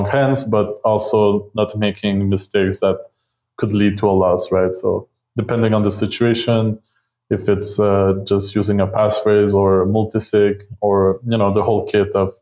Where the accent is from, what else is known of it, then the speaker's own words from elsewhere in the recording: Montreal, Quebec, Canada; moved away as an adult; now in Mexico; I'm originally from Montreal